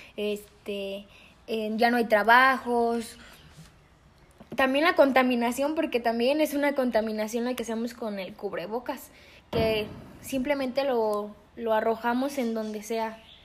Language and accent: Spanish; Mexico; nosotros los mexicanos no queremos creer